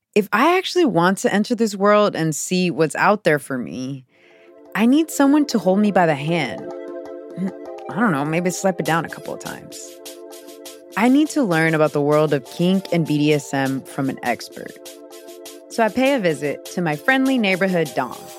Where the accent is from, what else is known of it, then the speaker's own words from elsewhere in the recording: Houston, Texas, United States; I was raised Pentecostal in the South, and it was a huge part of my identity. So many of my childhood pictures are of me with a toothless grin against the brick walls of my Pentecostal church in Houston, Texas